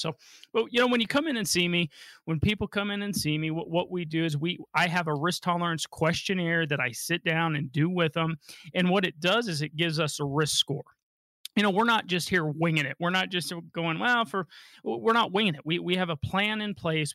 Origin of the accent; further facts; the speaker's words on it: Denver, Colorado, United States; I was born and raised here in Denver, Colorado